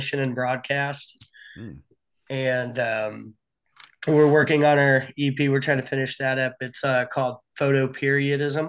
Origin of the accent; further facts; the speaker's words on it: Indianapolis, Indiana, United States; also born or lived in Chicago; I'm from Indianapolis.